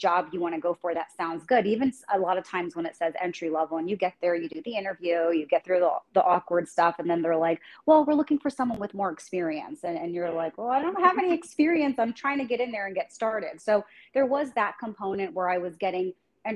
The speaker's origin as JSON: {"language": "English", "region": "New Jersey", "country": "United States", "tie": "born or raised there", "moved": "as an adult", "lives_now": "San Diego, United States", "said": "I was born and raised in New Jersey, so I'm a Jersey girl."}